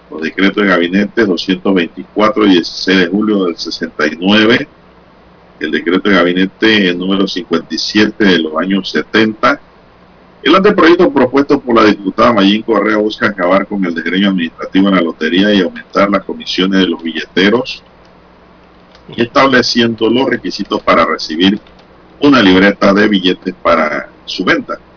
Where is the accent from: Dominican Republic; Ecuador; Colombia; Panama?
Panama